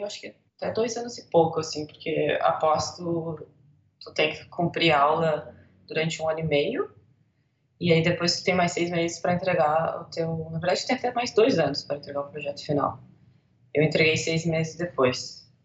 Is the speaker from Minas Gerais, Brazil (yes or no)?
no; Rio Grande do Sul, Brazil; also born or lived in Buenos Aires, Argentina / Porto Alegre, Brazil; Sou gaúcha, moro em Porto Alegre